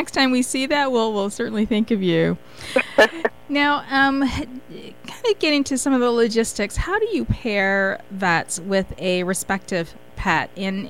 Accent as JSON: {"language": "English", "region": "Michigan", "country": "United States", "tie": "born or raised there", "moved": "yes", "lives_now": "Washington, D.C., United States", "said": "Michigan is my home state. And, of course, we're here in D.C."}